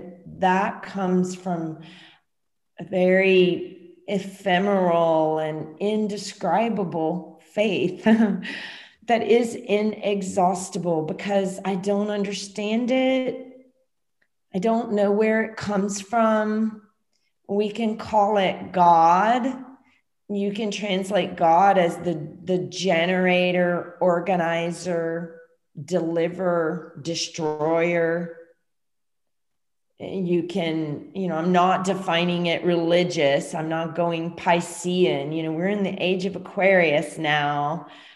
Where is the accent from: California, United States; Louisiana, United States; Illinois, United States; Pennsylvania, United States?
Louisiana, United States; moved away as an adult; I'm from Louisiana, you know, I was there during different hurricanes